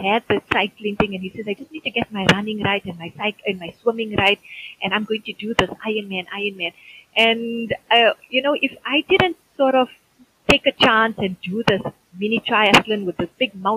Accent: South Africa; being South African

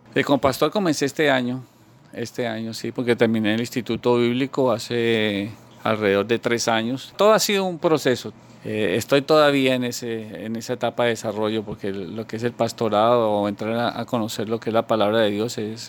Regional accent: Bogotá, Colombia; moved away as an adult; now in South Florida, United States; yo nací eh, en Bogotá

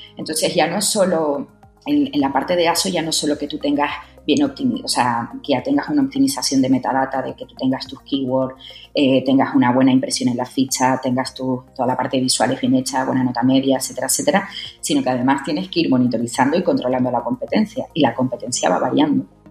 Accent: Tenerife, Canary Islands, Spain; moved away as an adult; also born or lived in Madrid; soy canaria de Tenerife. Bueno, estudié allí en Tenerife, estuve trabajando y me fui para Madrid

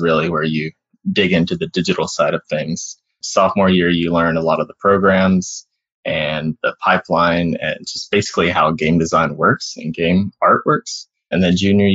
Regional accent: Alabama, United States; moved away as an adult; also born or lived in Florida; I grew up in Alabama

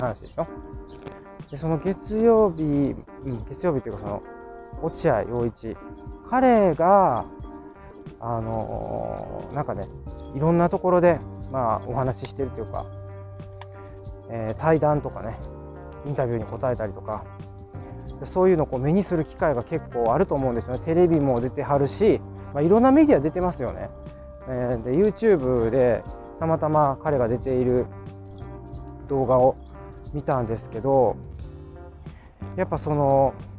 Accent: Kansai, Japan; accent: Kansai-ben; 関西弁丸出しのあのトーク

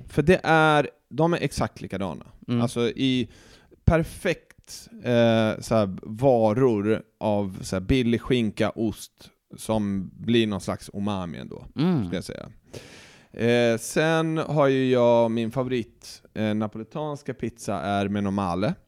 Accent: Stockholm, Stockholm County, Sweden; Jag är ju uppväxt och född i Stockholm, men jag har ju bott eh, ja, men en väldigt stor del av mitt liv ute i orten

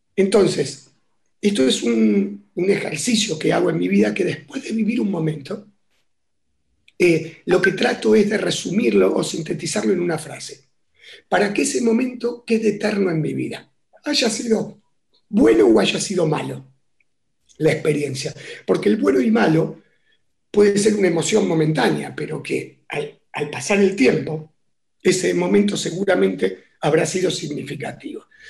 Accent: Buenos Aires, Argentina; yo nací en lo que sería, a ver, eh, ¿qué sería hoy? parte de Palermo, ¿sí? Entre, en Paraguay, entre Bulnes y Vita. Ahí nací y, bueno, fue, fue un barrio que disfruté mucho

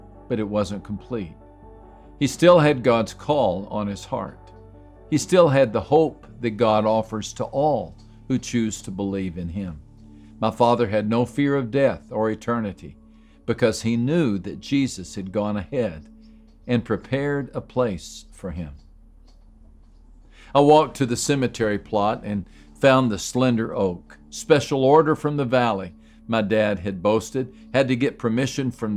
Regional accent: West Texas, United States; born or raised there; moved away

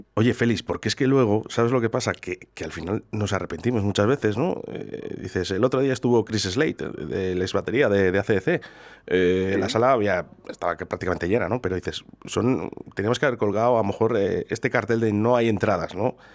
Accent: Durango area, Basque Country, Spain; los que somos de Durango, de Yurreta, de Zaldívar

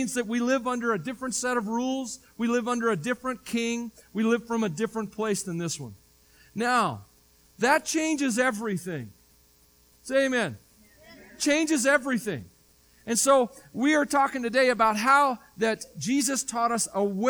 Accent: the South, United States; I grew up in the South

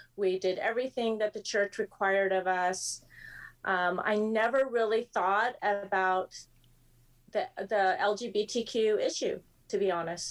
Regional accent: the Bay Area, California, United States; I grew up in the Bay Area

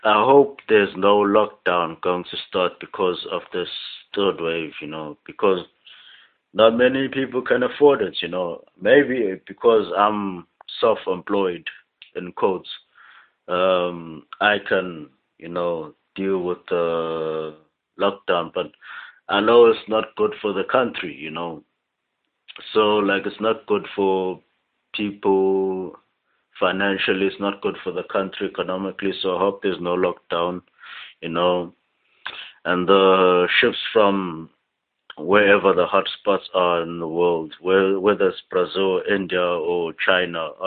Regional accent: Potchefstroom, North West, South Africa; I was born 10 kilometers from this town, you know. So I can sort of claim that I was born and raised in Sheppy

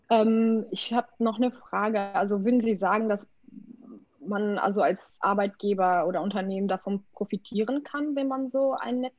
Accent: Brazil; moved away; ich komme aus Brasilien

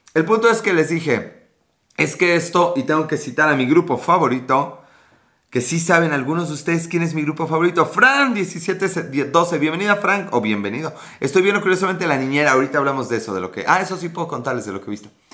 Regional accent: Puebla, Mexico; Puebla, Puebla, México

